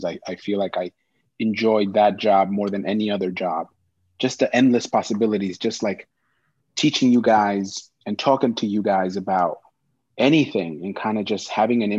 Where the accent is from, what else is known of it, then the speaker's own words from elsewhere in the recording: New York, United States; also born or lived in Mexico; I arrived here in 1990. I was 6 years old, and I came with my mom and my sister.